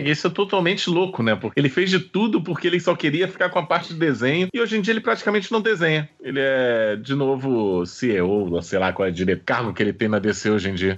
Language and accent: Portuguese; Brazil; É uma coisa nossa, brasileira